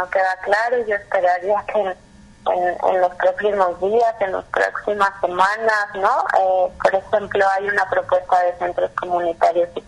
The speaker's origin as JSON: {"language": "Spanish", "region": "Jalisco", "country": "Mexico", "said": "específicamente en nuestro estado, en Jalisco"}